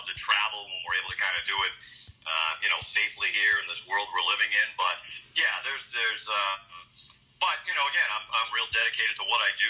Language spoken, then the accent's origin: English; New England, United States; also born or lived in Boston; now in Las Vegas, United States; growing up in New England and spending so much time in Boston.